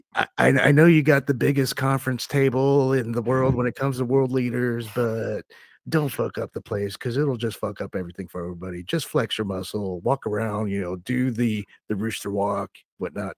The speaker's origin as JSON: {"language": "English", "country": "United States", "said": "I'm an American citizen"}